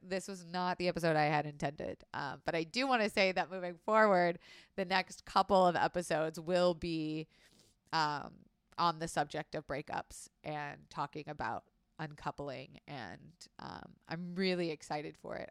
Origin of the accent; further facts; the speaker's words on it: Florida, United States; I was raised in Florida